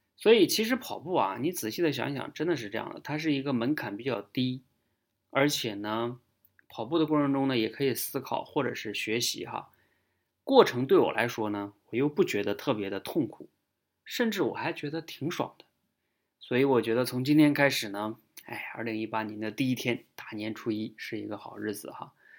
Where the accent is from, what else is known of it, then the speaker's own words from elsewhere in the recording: China; 也就是我们中国人